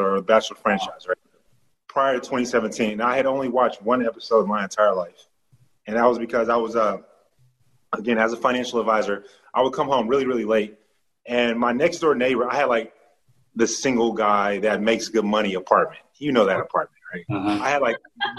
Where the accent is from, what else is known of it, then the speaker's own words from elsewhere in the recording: Texas, United States; I'm from Texas. I'm from the South